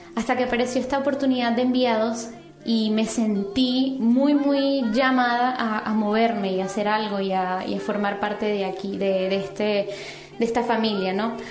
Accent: Venezuela; now in Madrid, Spain; soy venezolana, actualmente vivo en Madrid

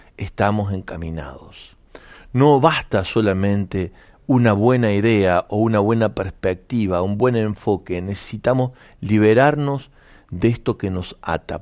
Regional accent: Argentina; nos representa como sociedad argentina

